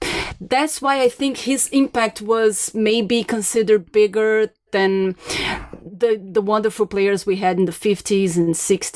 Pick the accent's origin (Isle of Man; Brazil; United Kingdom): Brazil; growing up in Brazil, you grow up with this question of who's better, who's the best of all times, Maradona or Pelé? And being Brazilian, of course, we always say Pelé